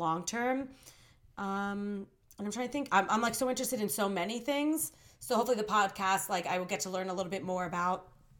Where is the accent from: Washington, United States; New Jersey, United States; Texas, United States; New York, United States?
New Jersey, United States; also born or lived in Santiago, Chile; So I am from New Jersey. I'm actually originally born in Santiago, Chile, but I was adopted and now I'm living in New Jersey.